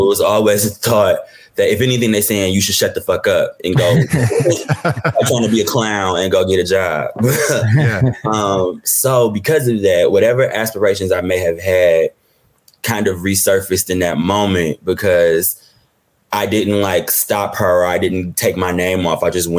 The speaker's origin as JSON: {"language": "English", "town": "Detroit", "region": "Michigan", "country": "United States", "said": "I'm from Detroit. So entertainment isn't necessarily a career path that is said."}